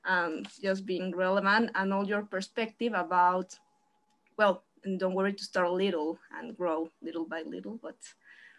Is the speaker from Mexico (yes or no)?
yes; Mexico; I am from Mexico.